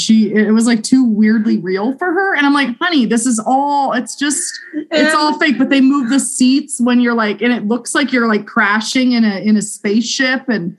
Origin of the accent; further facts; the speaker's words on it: East Coast, United States; You know, I grew up on the East Coast and I don't know, Chicago to me, I've driven by Chicago.